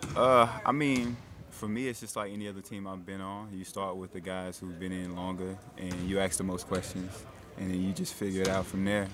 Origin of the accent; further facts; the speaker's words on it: Shelby, United States; my hometown is Shelby.